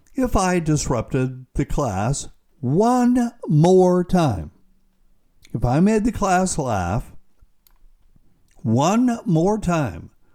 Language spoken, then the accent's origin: English; South Carolina, United States; my home state of South Carolina